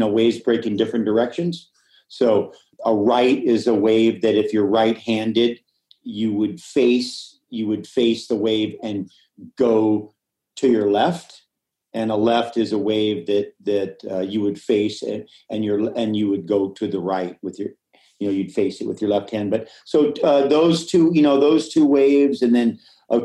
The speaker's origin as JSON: {"language": "English", "region": "Hawaii", "country": "United States", "tie": "born or raised there", "said": "I grew up in Hawaii"}